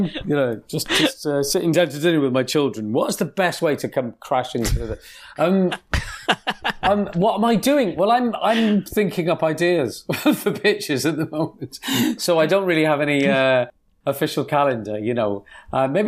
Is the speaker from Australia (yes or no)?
no; United Kingdom; I'm British